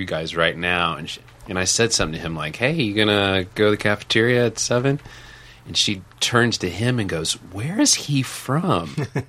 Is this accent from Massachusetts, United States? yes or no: no; the South, Arkansas, United States; moved away as an adult; also born or lived in Northeast US / Chicago; now in New York, United States; I'm from the South, and I went to school in the Northeast. People, like, I never realized I had an accent. I feel like compared to the rest of my friends in Arkansas, I didn't have an accent, you know?